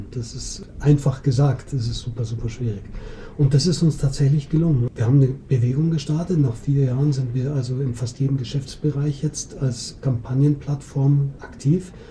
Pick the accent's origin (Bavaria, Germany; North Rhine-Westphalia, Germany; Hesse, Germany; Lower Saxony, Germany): Bavaria, Germany; Munich; Du, ich bin Münchner, Münchner